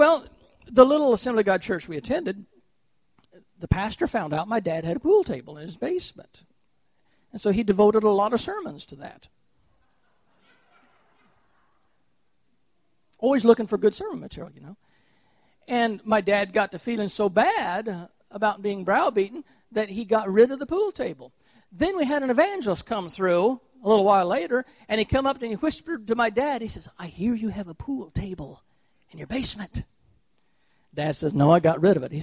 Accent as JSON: {"language": "English", "town": "Chillicothe", "region": "Missouri", "country": "United States", "tie": "born or raised there", "also_born_or_lived": "Trenton, Missouri", "said": "When I was a little boy, my father built a brand new house in Chillicothe, Missouri. We moved from 22 miles away from Trenton, Missouri to Chillicothe"}